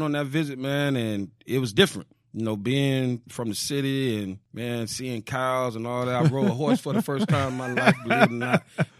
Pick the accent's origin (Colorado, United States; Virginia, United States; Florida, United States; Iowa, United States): Florida, United States; Fort Lauderdale; also born or lived in Miramar, Florida; I moved from Miramar, Hollywood area, to Fort Lauderdale.